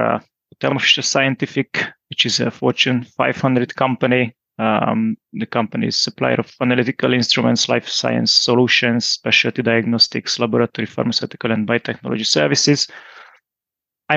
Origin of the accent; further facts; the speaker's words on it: Hungary; moved away as an adult; now in Groningen, Netherlands; I'm originally from Hungary, as so my wife